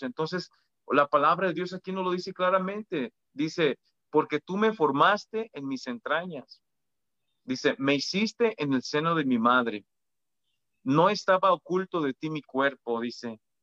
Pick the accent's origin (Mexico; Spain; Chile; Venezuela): Mexico; los que somos mexicanos